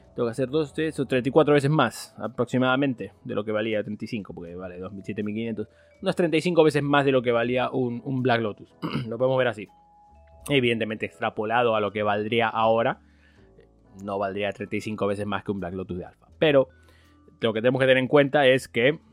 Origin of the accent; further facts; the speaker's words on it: Spain; moved away; en, España teníamos la, Era la URSA